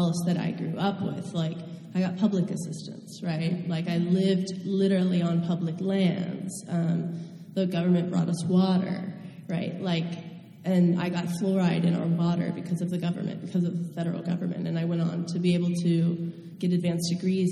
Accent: the West, United States; growing up in the West

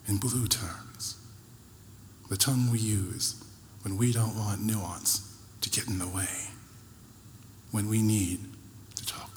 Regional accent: Rochester, New York, United States; growing up in Rochester, New York

